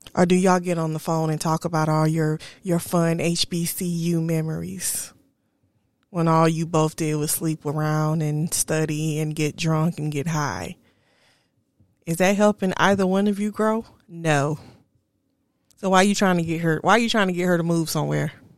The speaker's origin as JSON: {"language": "English", "region": "South Carolina", "country": "United States", "tie": "born or raised there", "also_born_or_lived": "Charlotte, North Carolina", "moved": "as an adult", "lives_now": "Texas, United States", "said": "I kept going back to South Carolina. Kept going backwards. Kept trying to see what was there. Kept dating men from South Carolina, knowing I wanted to get away from that, from my hometown"}